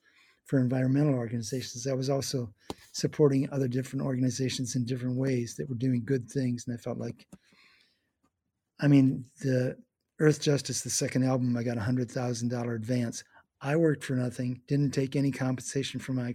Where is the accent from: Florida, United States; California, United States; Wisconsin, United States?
Wisconsin, United States; Eau Claire; moved away as an adult; also born or lived in Milwaukee, Wisconsin; now in San Francisco, United States; I was visiting my home in Eau Claire, Wisconsin